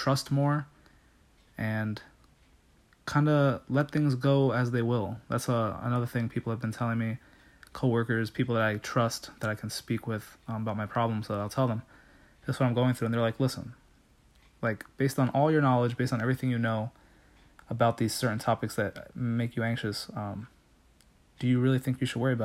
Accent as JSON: {"language": "English", "region": "New Jersey", "country": "United States", "moved": "as an adult", "lives_now": "Pennsylvania, United States", "said": "I was from New Jersey"}